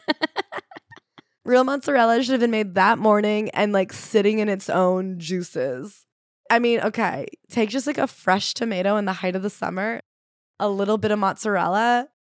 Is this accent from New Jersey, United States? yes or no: yes; New Jersey, United States; I'm from Jersey, which gets shit on, but it is, in fact, the Garden State